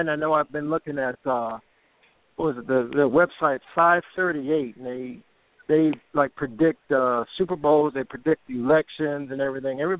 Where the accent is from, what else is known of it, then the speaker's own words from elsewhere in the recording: Durham, North Carolina, United States; born there; I was, born, I was born in Durham.